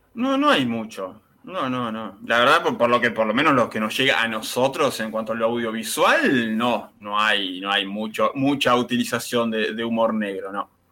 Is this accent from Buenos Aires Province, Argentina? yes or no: yes; Mar del Plata, Buenos Aires Province, Argentina; nosotros somos el Mar de Plata